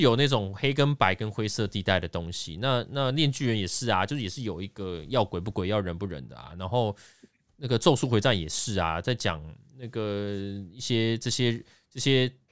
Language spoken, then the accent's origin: Chinese; Taiwan; 我们台湾这边